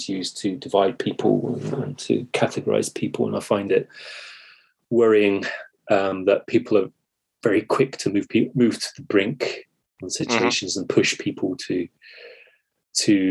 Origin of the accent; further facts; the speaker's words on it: United Kingdom; I am British